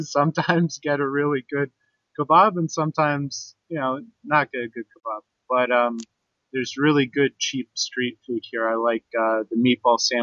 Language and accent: English; Canada; moved away; as a Canadian